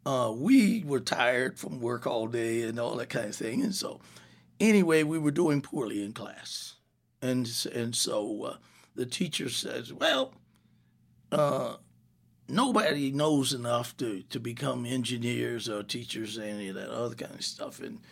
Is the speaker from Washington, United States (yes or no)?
no; Savannah, Georgia, United States; born there; No, I was born in Savannah, Georgia.